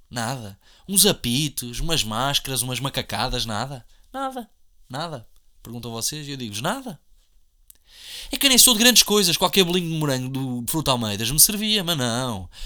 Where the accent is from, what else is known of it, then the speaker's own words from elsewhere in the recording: Portugal; somos portugueses ou não somos portugueses